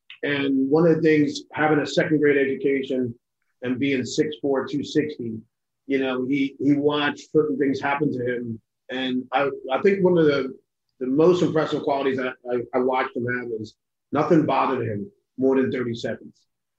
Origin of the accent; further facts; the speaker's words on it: Hillside, New Jersey, United States; I grew up in Hillside, New Jersey.